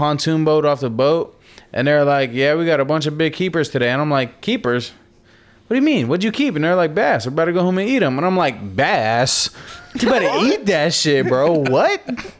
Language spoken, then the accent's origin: English; Florida, United States; But we're just from Florida and we're surrounded by salt water